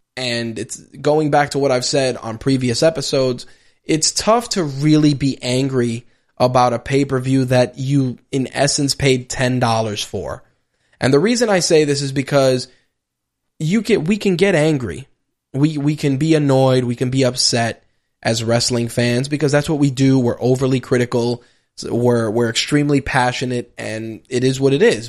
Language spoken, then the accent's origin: English; New York City, New York, United States; I'm a New Yorker